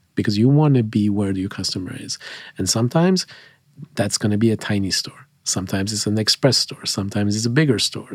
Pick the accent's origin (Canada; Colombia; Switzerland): Switzerland; moved away as an adult; now in United States; I grew up in, in Switzerland